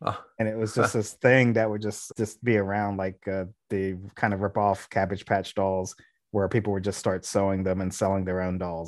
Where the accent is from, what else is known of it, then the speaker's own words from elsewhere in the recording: Delaware, United States; Because I grew up in Delaware, but my family in Jersey